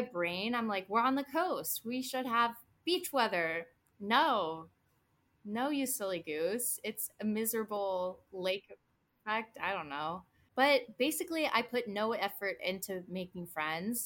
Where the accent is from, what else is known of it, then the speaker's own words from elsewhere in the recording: Cincinnati, Ohio, United States; moved away as an adult; also born or lived in Michigan / Boston; I started off in Cincinnati. I was born and raised in the Midwest